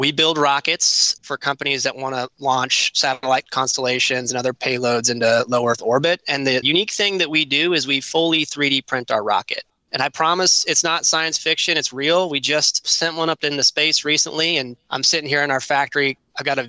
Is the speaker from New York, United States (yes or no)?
no; California, United States; moved away; also born or lived in Kentucky; I was born in California. I moved to Kentucky, went to Eastern Kentucky University